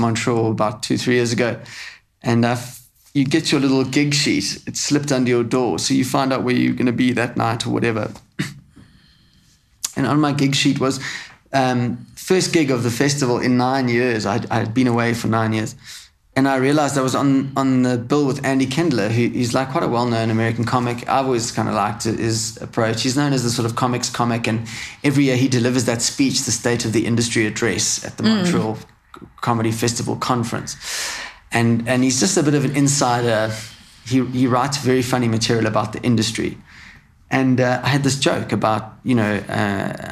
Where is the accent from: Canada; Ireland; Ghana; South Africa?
South Africa; I'm just a South African who's visiting